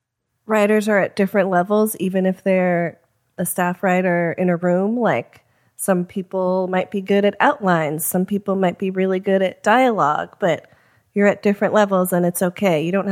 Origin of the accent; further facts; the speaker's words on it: Chicago, Illinois, United States; I'm originally from Chicago.